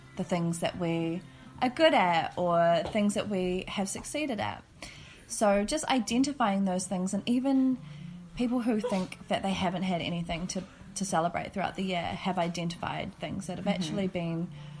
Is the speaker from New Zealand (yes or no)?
yes; New Zealand; moved away; And I'm from New Zealand.